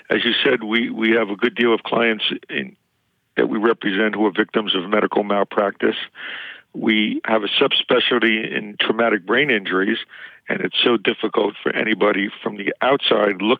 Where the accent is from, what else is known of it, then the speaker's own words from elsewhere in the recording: Queens, New York, United States; I'm from Queens.